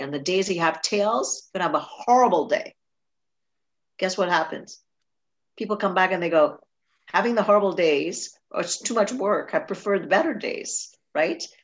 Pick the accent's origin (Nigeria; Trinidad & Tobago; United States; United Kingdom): Trinidad & Tobago; I grew up in Trinidad